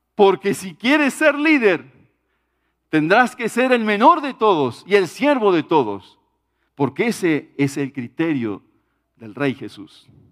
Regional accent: Uruguay; en mi país, en Uruguay

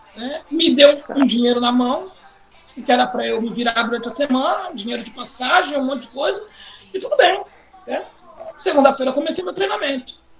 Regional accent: Carapicuíba, São Paulo, Brazil; nós mudamos de bairro, né, saímos de Santa Terezinha, lá em Carapicuíba, Grande São Paulo, para o Corintinha, mas mais exatamente na Vila Freitas. E nesse bairro Vila Freitas, eu cheguei lá aos 11 anos de idade

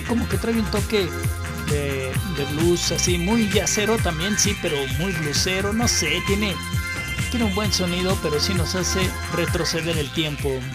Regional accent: Mexico; a nosotros como mexicanos

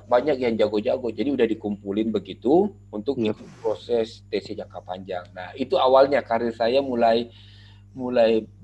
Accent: Makassar, South Sulawesi, Indonesia; waktu itu juga saya dari Makassar. Makassar cuma ada

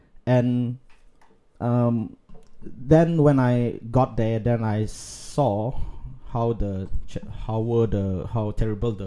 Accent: Kuching, Sarawak, Malaysia; growing up in Kuching

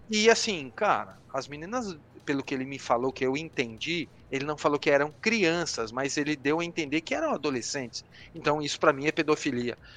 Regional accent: Brazil; moved away as an adult; also born or lived in London; Sou brasileiro

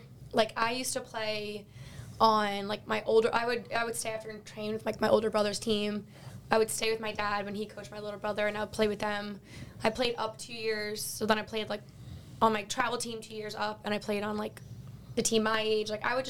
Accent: Long Island, New York, United States; moved away as an adult; now in West Virginia, United States; growing up on Long Island, I didn't have to leave Long Island until I was probably, like, 12 or 13 years old. I probably didn't even have to travel more than, like, half an hour from my hometown.

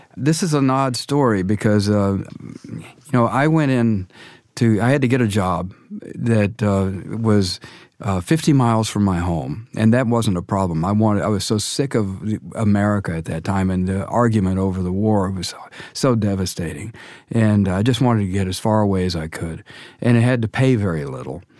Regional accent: Dallas, Texas, United States; I grew up in Dallas in the Methodist Church

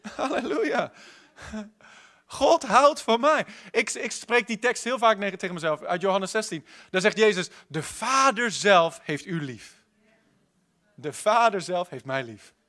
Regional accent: Netherlands; wij als Hollanders

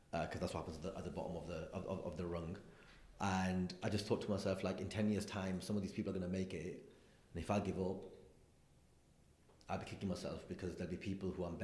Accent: Blackburn, North West England, United Kingdom; also born or lived in London; because I'm from Blackburn. Yeah, like I grew up in a place um, that like, like like a proper insular Asian Muslim community. Like that's where I'm from.

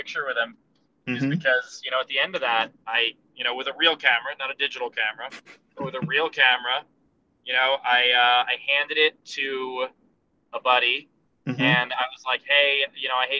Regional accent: New York City, New York, United States; I'm from Queens

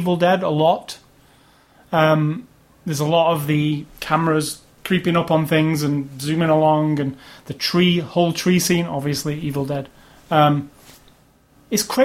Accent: United Kingdom; I'm British

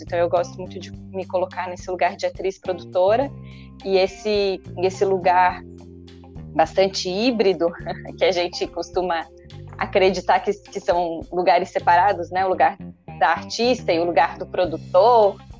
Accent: Florianópolis, Santa Catarina, Brazil; Sou de Florianópolis

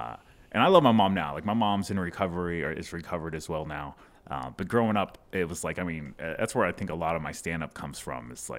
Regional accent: Dallas, Texas, United States; born and raised in Dallas, and I was on the road a lot the last 6 years, but yeah, born and bred here.

